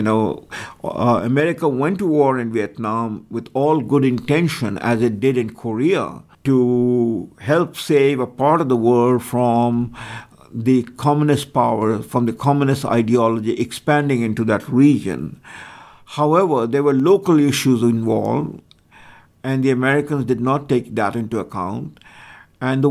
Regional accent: India; moved away; I was born in India

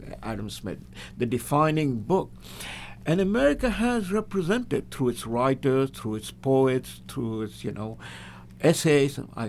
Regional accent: India; now in United States; I am from India, you know, born in India.

